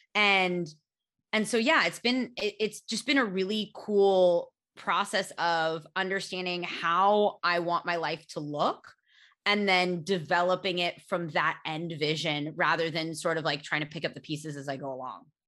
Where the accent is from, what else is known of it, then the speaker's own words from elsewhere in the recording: United States; accent: American; when I was little, I used to be so embarrassed of my American accent